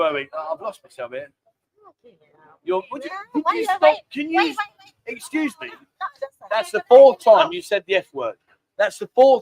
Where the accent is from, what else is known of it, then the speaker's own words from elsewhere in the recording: London, United Kingdom; now in Pattaya, Thailand; I was a Londoner.